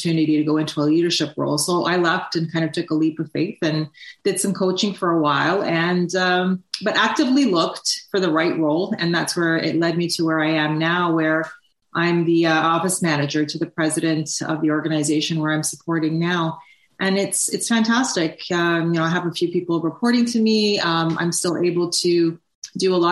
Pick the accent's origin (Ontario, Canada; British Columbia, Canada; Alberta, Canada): Ontario, Canada; Toronto; I grew up in Toronto, spent my whole life in Toronto, and I was actually a first-generation Canadian and grew up with immigrant parents